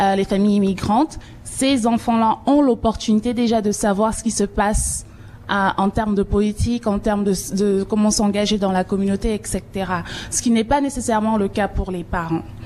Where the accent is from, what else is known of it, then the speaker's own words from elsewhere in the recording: Cameroon; now in Toronto, Canada; je suis originaire du Cameroun